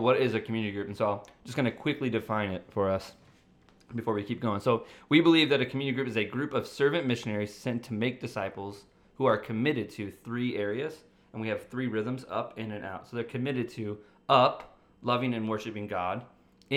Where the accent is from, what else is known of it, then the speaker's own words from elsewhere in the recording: St. Louis, Missouri, United States; also born or lived in Maryland; now in Clayton, United States; I moved from Maryland, but I'm originally from St. Louis